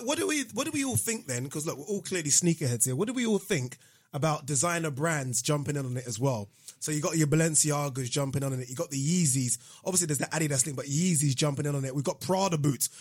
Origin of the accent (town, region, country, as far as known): Nigeria; born or raised there; now in United Kingdom